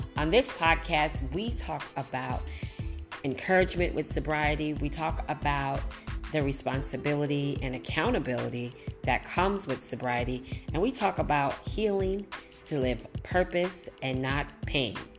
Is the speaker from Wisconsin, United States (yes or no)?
no; New York City, New York, United States; moved away as an adult; I'm originally from Brooklyn, New York. That's my hometown. That's where I was born and raised.